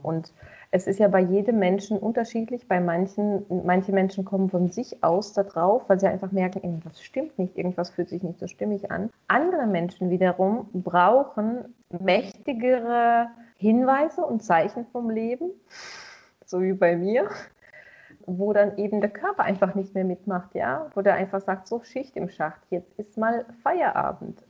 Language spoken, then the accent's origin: German; Russia; moved away; ich bin ja auch in Russland geboren